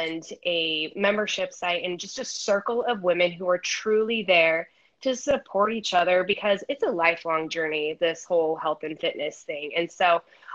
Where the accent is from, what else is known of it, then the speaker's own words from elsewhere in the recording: Idaho, United States; now in San Diego, United States; I'm originally from Idaho. I currently reside in San Diego, California right now